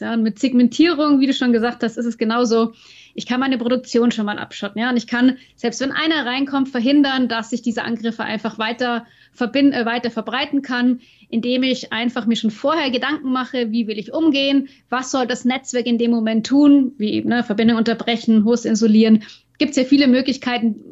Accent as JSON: {"language": "German", "region": "Bavaria", "country": "Germany", "said": "in Nürnberg bei uns in Bayern"}